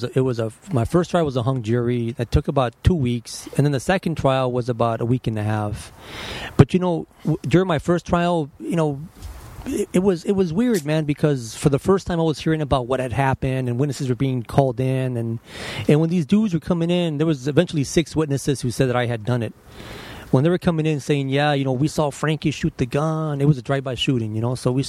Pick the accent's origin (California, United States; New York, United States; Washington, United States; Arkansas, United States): California, United States; Los Angeles; I was born down the street in General Hospital. General Hospital? So East L.A.